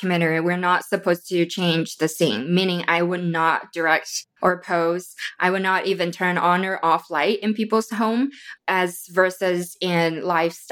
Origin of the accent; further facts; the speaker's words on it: Wuhan, Hubei, China; now in Phoenix, United States; I was born and raised in China